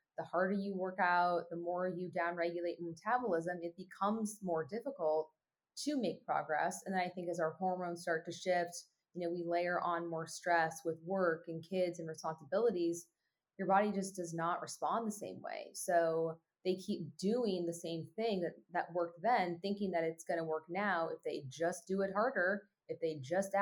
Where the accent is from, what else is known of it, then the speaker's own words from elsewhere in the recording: California, United States; also born or lived in Oregon; California, where my hometown was